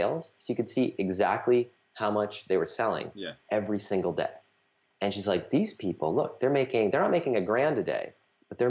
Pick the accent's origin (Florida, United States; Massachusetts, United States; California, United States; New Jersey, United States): Massachusetts, United States; outside of Boston; moved away as an adult; also born or lived in Hong Kong / Shanghai; now in Austin, United States; I grew up outside of Boston in the Northeast